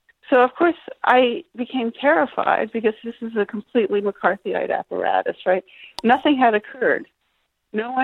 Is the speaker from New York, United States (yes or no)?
yes; New York City, New York, United States; I'm a New Yorker